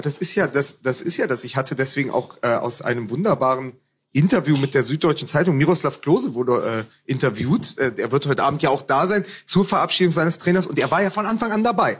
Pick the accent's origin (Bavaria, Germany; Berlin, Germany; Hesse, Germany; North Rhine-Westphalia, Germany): Berlin, Germany; ich als Berliner